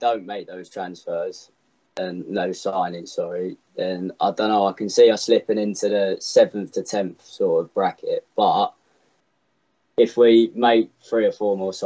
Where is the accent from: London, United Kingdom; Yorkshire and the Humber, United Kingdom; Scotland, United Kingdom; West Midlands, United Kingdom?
London, United Kingdom; accent: Cockney; Got my Cockney accent